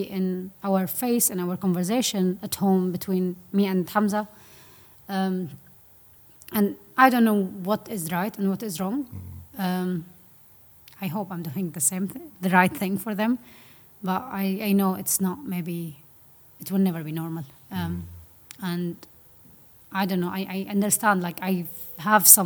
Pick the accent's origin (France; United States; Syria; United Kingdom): Syria; moved away; also born or lived in Aleppo; I'm from Syria